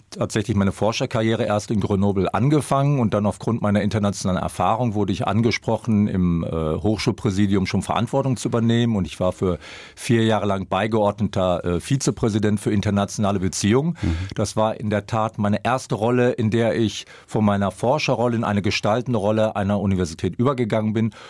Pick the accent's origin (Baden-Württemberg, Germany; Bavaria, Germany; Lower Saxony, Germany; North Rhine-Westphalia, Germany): North Rhine-Westphalia, Germany; Dortmund; Also ich bin in Dortmund groß geworden. Ich kann mich noch als Kind erinnern, wie ich in die Stadt gefahren bin und wirklich Hösch und die Hochöfen gesehen habe.